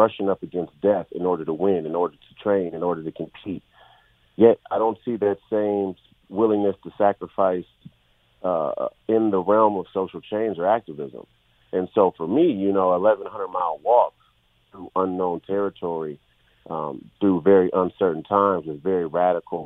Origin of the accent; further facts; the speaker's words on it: Minneapolis, Minnesota, United States; this was my hometown